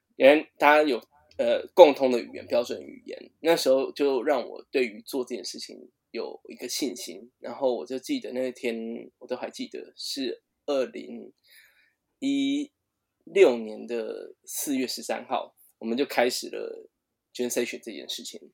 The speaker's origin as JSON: {"language": "Chinese", "country": "Taiwan", "said": "我们台湾人"}